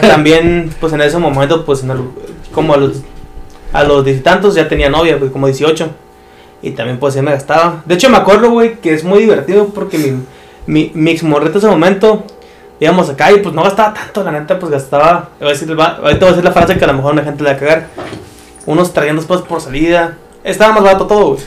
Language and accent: Spanish; Mexico; yo soy mexicano